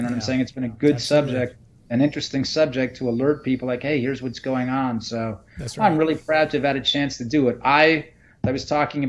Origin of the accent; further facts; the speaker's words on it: United States; But we as Americans